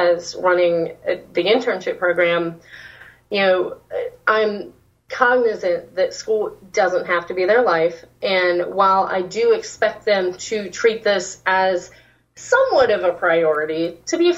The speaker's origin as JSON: {"language": "English", "region": "Louisiana", "country": "United States", "tie": "born or raised there", "accent": "Southern", "moved": "yes", "said": "I'm actually a Louisiana, like, mostly raised there"}